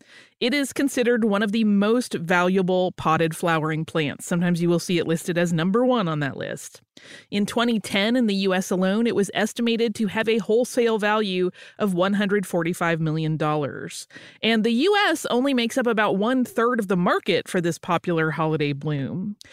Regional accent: New Zealand; I am from New Zealand.

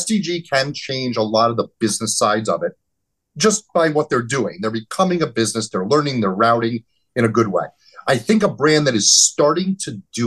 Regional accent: New Jersey, United States; We're both from New Jersey

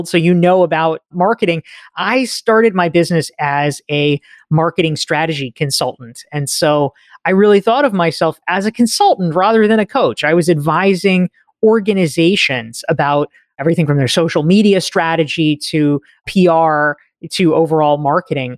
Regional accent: North Carolina, United States; moved away as an adult; also born or lived in Somerville, Massachusetts; I grew up in North Carolina and I booked it out of there as quickly as I could

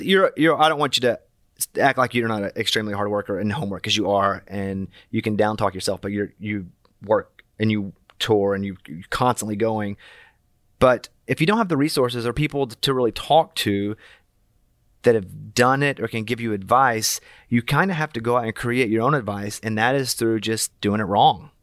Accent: Arkansas, United States; moved away; also born or lived in Austin, Texas; I'm from Arkansas

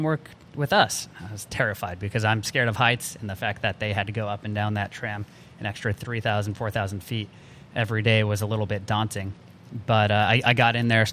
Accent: Albuquerque, New Mexico, United States; born and raised in Albuquerque, New Mexico

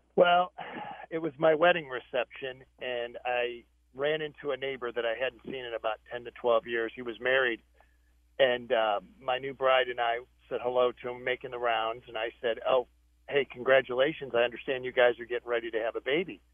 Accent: Iowa, United States; now in Idaho, United States; I'm originally from Iowa.

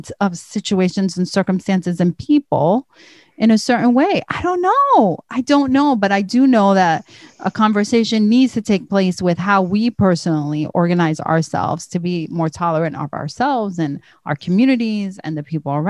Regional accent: United States; I'm from the United States

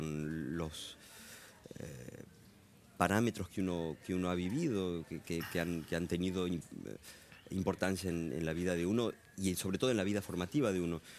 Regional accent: Argentina; also born or lived in Caracas, Venezuela / Europe; pero no por eso me siento menos argentino. También lo que viví en Venezuela fueron mis primeros seis años, o sea que tengo recuerdos muy fuertes de, Caracas.

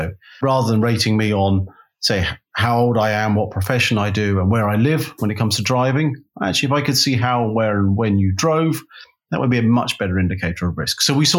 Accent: London, United Kingdom; I am from Londonium.

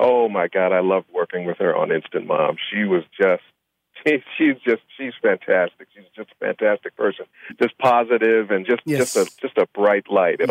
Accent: Chicago, Illinois, United States; I said, it can't be 76 and Carpenter. I grew up on 76 and Carpenter, and I didn't know you. I knew everybody on my block.

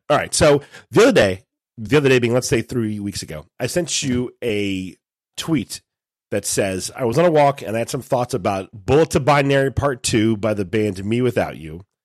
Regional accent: United States; as American Catholics

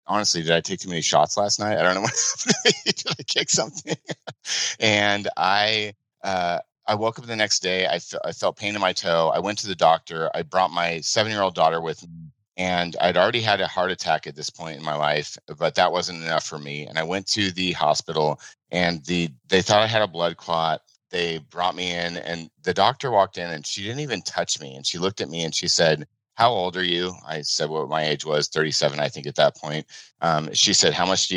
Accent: Phoenix, Arizona, United States; I'm from Phoenix, Arizona. This is where I'm

